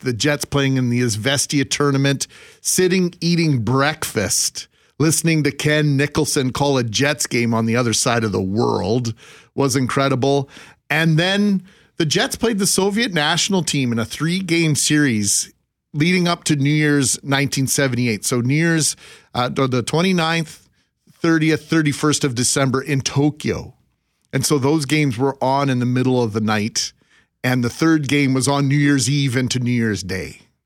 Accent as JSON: {"language": "English", "town": "Brandon", "region": "Manitoba", "country": "Canada", "tie": "born or raised there", "said": "growing up in Brandon"}